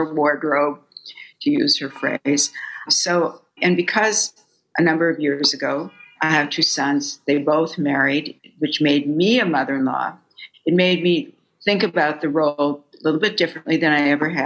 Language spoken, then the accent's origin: English; Fargo, North Dakota, United States; moved away as an adult; now in New York, United States; I grew up far away from grandparents. I was raised in Fargo, North Dakota